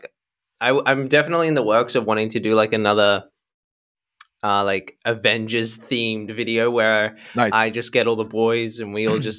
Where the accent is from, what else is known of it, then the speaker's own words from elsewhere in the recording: Sydney, New South Wales, Australia; So I was born in Sydney, Australia, and I've grown up here my whole life.